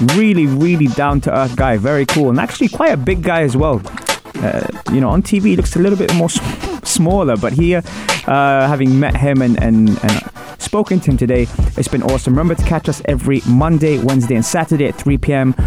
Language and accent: English; London, United Kingdom; now in United Arab Emirates; I'm from London